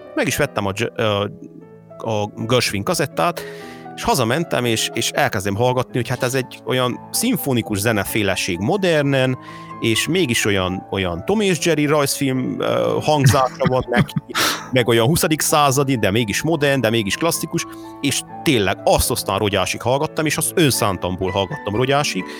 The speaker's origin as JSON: {"language": "Hungarian", "country": "Hungary", "tie": "born or raised there", "said": "Én abban a korszakban nőttem fel, amikor ő, amikor ő nagy sztár volt idehaza."}